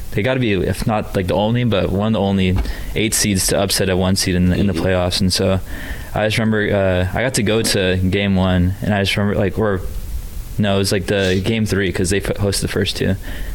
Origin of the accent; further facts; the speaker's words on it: East Bay, California, United States; growing up in the East Bay, like, especially in, like, you know, early 2000s, mid-2000s